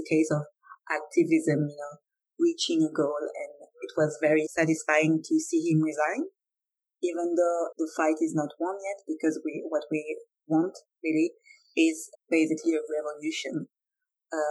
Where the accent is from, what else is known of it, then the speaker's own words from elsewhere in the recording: France; I'm French.